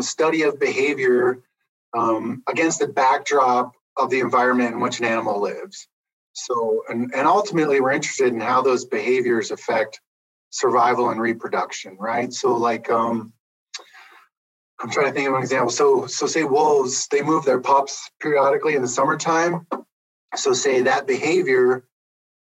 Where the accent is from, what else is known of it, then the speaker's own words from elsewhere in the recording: Pennsylvania, United States; moved away as an adult; also born or lived in Montana; now in Idaho, United States; I grew up in Pennsylvania. That's how I ended up at Penn State.